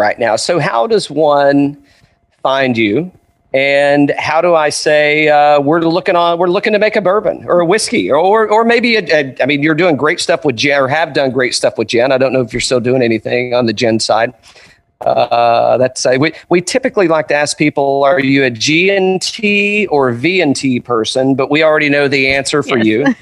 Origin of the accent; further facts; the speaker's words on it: Tri-Cities area, East Tennessee, United States; now in Atlanta, United States; I was born in East Tennessee also, Tri-Cities area